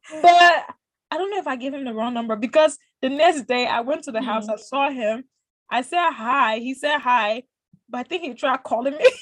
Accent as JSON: {"language": "English", "country": "Liberia", "said": "being a Liberian"}